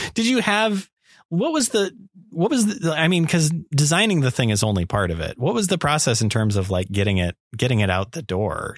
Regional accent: Las Vegas, Nevada, United States; I'm from Las Vegas

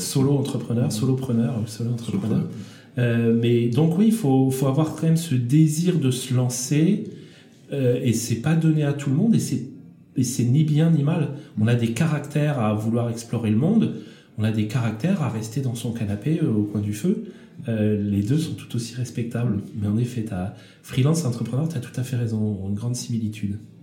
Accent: France; en tant que Français

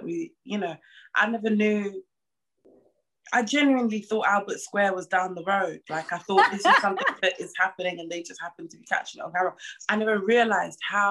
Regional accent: London, United Kingdom; I'm from East London

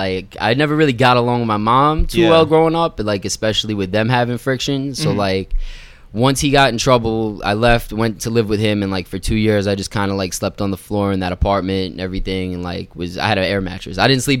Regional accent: New York City, New York, United States; also born or lived in Florida; So my parents, they were living in Long Island. They left me at my grandmother's in Queens. So I kind of grew up with my grandmother and like my grandfather.

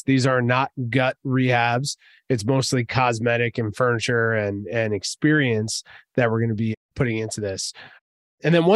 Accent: New Jersey, United States; I'm from Jersey, man. So I say tattoo

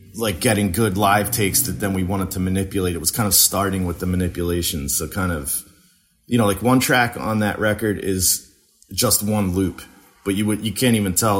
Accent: New Jersey, United States; moved away as an adult; also born or lived in Western Massachusetts; now in Philadelphia, United States; I grew up in Jersey

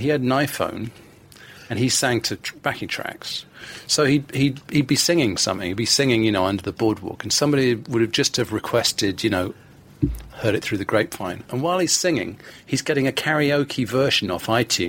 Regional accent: London, United Kingdom; I was born in London, in Hammersmith

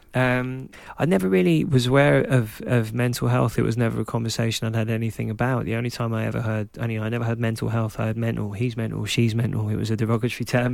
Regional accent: London, United Kingdom; I was growing up in Clapton, in Hackney

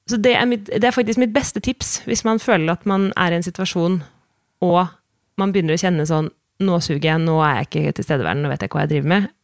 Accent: Sweden; now in Norway; som jeg kom fra Sverige, så følte jeg ganske lenge at jeg liksom hele tiden måtte bevise noe.

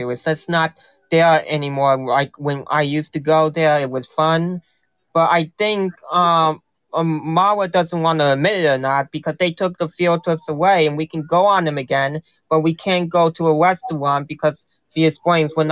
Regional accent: New Jersey, United States; New Jersey.

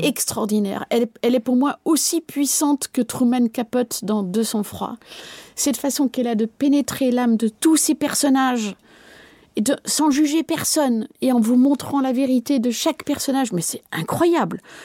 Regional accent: Belgium; je ne suis pas française et que je suis belge

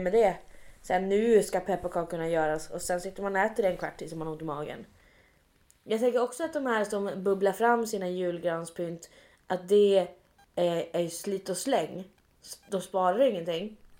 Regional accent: Luleå, Norrbotten County, Sweden; jag är uppväxt i Luleå

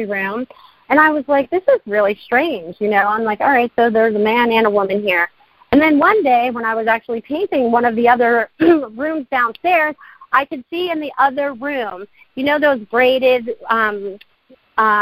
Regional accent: Maine, United States; also born or lived in Connecticut; now in Sarasota, United States; I was born in Connecticut, and I was pretty much raised in Maine before I found Sarasota to be my home

